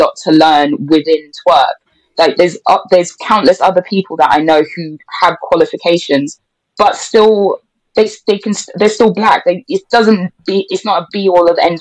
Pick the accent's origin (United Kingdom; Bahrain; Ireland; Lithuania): United Kingdom; England; I'm more English than a lot of people realize